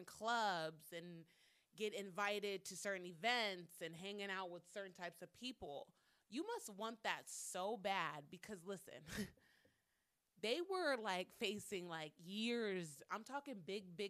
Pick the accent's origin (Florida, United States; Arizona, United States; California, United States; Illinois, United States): Arizona, United States; Phoenix; I'm 27 from Phoenix, Arizona